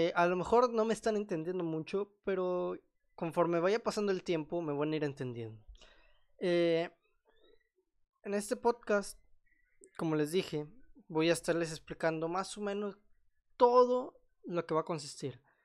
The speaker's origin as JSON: {"language": "Spanish", "country": "Mexico", "said": "soy mexicano"}